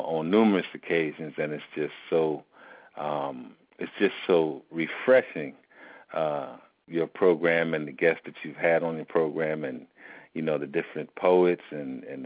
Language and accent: English; Philadelphia, Pennsylvania, United States; I was born and raised in Philadelphia, Pennsylvania, and grew up in West Philly